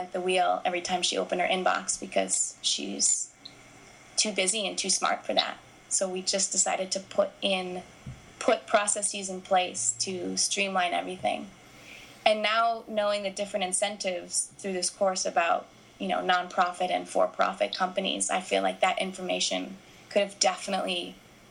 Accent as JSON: {"language": "English", "country": "United States", "also_born_or_lived": "Scotland", "moved": "as an adult", "said": "the American woman, the white American woman"}